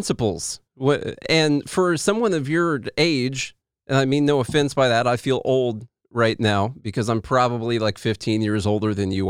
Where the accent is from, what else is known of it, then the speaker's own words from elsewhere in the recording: Midwest, United States; I'm from the Midwest